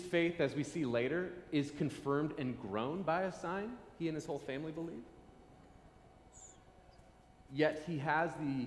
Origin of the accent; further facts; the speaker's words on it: Nebraska, United States; I'm from Nebraska. Wilderness is easy to find.